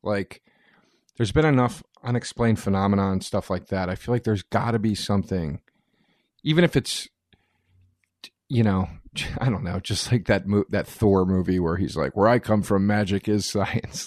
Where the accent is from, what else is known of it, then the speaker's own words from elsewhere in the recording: Collegeville, Pennsylvania, United States; moved away; a town called Collegeville, Pennsylvania